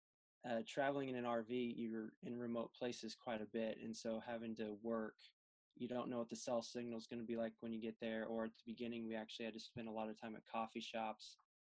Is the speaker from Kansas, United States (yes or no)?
yes; Wichita, Kansas, United States; moved away as an adult; my hometown in Wichita, Kansas